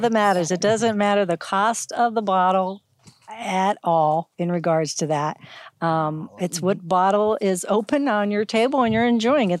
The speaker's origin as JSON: {"language": "English", "town": "Youngstown", "region": "Ohio", "country": "United States", "tie": "born or raised there", "moved": "yes", "lives_now": "Hawaii, United States", "said": "Originally, I'm from Ohio. I grew up in um, Youngstown, Ohio"}